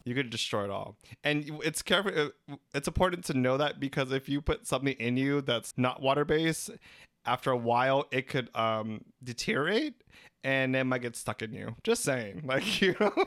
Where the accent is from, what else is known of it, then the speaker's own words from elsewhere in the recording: Philippines; We're three Filipino gay guys